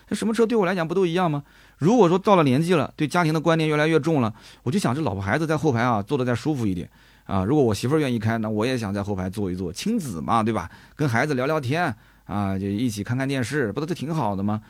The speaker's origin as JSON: {"language": "Chinese", "town": "Nanjing", "region": "Jiangsu", "country": "China", "said": "你像我们南京人，我晚上我就蘸个鸭子"}